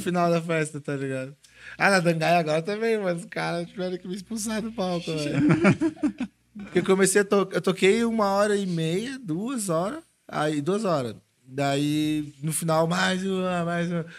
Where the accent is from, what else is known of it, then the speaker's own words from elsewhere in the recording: Florianópolis, Santa Catarina, Brazil; lá da minha região de Floripa